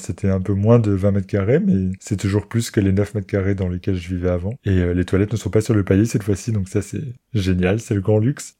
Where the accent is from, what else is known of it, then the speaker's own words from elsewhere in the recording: near Metz, Grand Est, France; moved away; also born or lived in Paris; je pouvais m'installer à Metz, qui est la grande ville la plus proche de là où j'ai grandi